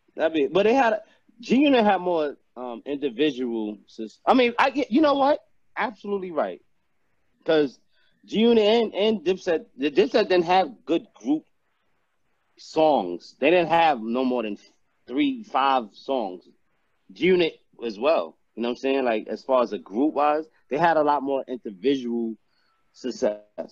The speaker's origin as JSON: {"language": "English", "region": "New York", "country": "United States", "said": "I'm from New York"}